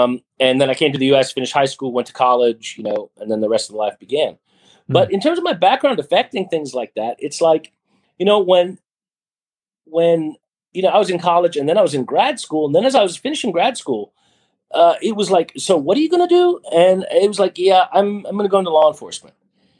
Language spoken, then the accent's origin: English; Libya; born there; Briefly, that bio is I was born in Libya, and my father was a diplomat